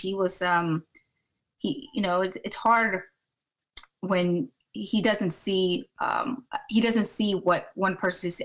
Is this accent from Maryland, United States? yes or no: yes; Maryland, United States; also born or lived in Washington, District of Columbia, United States; I am from Maryland